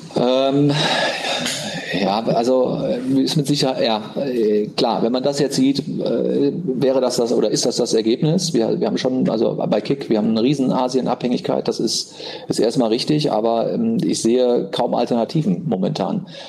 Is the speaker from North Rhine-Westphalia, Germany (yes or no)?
yes; Cologne, North Rhine-Westphalia, Germany; ich bin ja äh, in Köln groß geworden